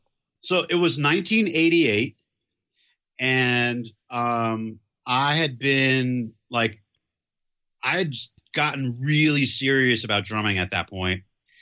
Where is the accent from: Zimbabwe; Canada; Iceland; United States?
United States; New York City, New York; when I was a teenager, I grew up in Manhattan, right in New York City. And in Chelsea was like located really close to Madison Square Garden and Penn Station.